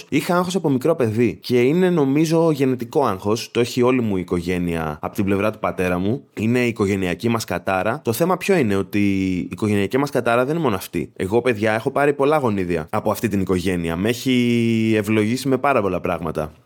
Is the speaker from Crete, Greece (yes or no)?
yes; Agios Nikolaos, Crete, Greece; είμαι μια φτωχάλα από τον Άγιο Νικόλαο